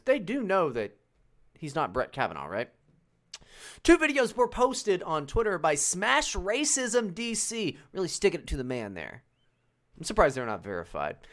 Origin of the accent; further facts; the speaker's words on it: West Virginia, United States; moved away; growing up in West Virginia.